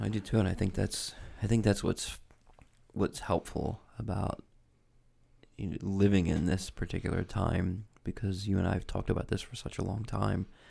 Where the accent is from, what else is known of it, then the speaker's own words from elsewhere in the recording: United States; I'm American